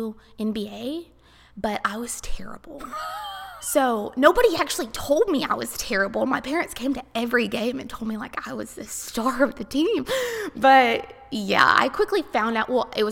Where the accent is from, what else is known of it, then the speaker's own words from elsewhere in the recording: Greenville, Texas, United States; also born or lived in Rockwall, Texas; I was born in Rockwall. Rockwall? Yes, but I didn't ever live there. We lived in Greenville.